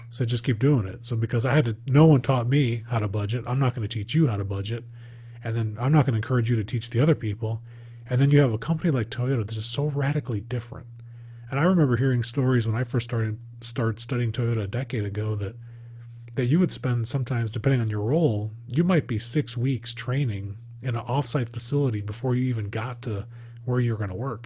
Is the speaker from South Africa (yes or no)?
no; Midwest, United States; I grew up in the Midwest